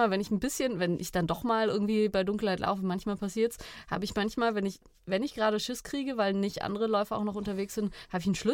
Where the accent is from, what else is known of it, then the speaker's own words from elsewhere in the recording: Freiburg, Baden-Württemberg, Germany; Ich komme aus Freiburg